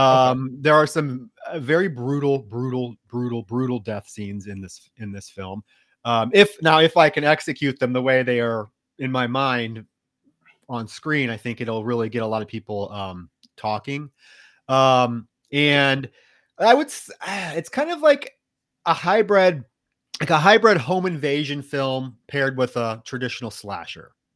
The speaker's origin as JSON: {"language": "English", "region": "Iowa", "country": "United States", "tie": "born or raised there", "said": "I grew up in Iowa"}